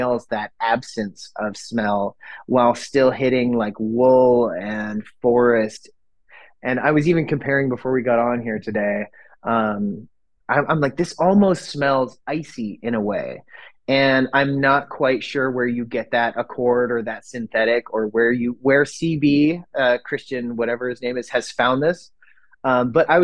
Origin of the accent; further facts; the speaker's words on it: Northern Michigan, United States; now in Oregon, United States; growing up in Northern Michigan, winter was like 4 months out of the year.